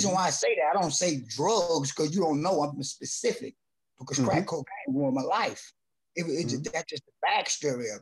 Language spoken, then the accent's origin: English; Columbia, South Carolina, United States; I'm from Columbia, South Carolina